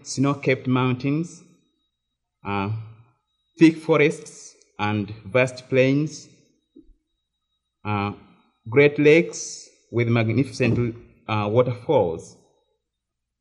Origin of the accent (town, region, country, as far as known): Uganda; moved away as an adult; now in United States